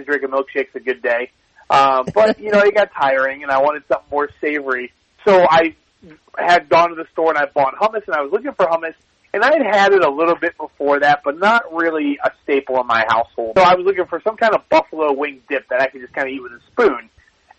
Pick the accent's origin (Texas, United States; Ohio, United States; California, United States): Ohio, United States; I grew up in Ohio